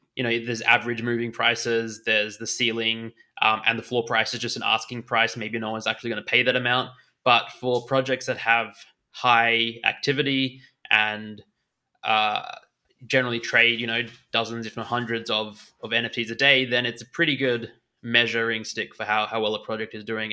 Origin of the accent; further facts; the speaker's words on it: Australia; accent: Australian; moved away as an adult; now in Munich, Germany; I'm born in Australia and I grew up in Australia.